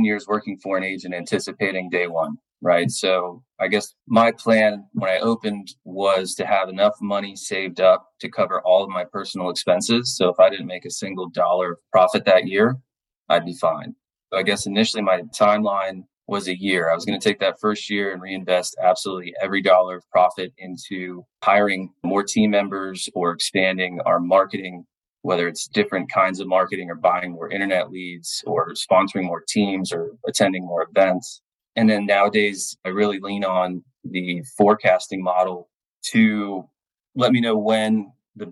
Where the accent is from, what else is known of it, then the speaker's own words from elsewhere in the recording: New Port Richey, Florida, United States; my hometown of Newport Richey, Florida. I was born and raised here in the Tampa Bay area